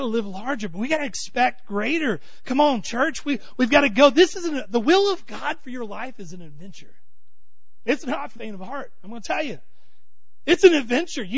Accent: Texas, United States; I'm from Texas

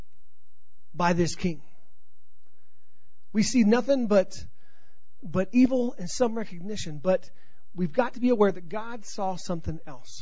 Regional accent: Colorado, United States; accent: Colorado; my Colorado accent

